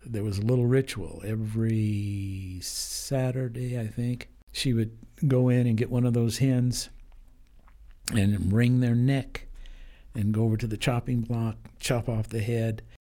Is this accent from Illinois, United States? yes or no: no; Denver, Colorado, United States; also born or lived in East Orange, New Jersey; I grew up in Denver. Um, I was conceived in Colorado. I was born in New Jersey.